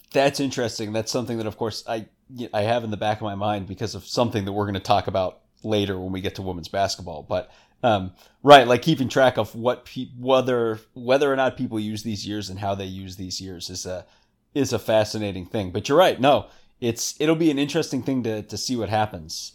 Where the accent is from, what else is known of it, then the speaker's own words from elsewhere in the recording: New Hampshire, United States; I'm from New Hampshire